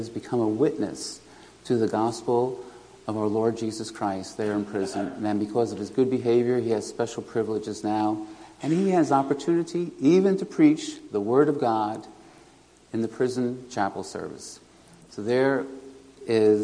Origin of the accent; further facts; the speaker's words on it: New York City, New York, United States; moved away as an adult; also born or lived in Kenya / Lithuania; now in Galway, Ireland; I'm originally from New York City, and I was born in the Bronx and raised in Queens